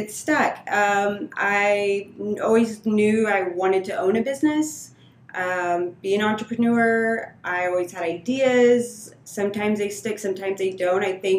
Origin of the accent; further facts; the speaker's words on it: Austin, Texas, United States; Okay. Well, I'm born and raised in Austin, Texas.